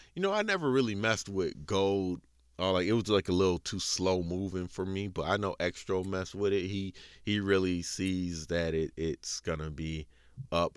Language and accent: English; United States; I'm, I'm American